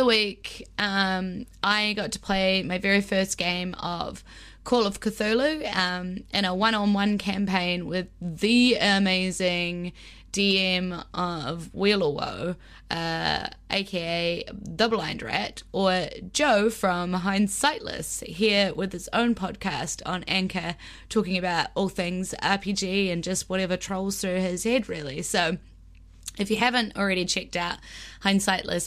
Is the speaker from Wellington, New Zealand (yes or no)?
yes; Wellington, New Zealand; my hometown of Wellington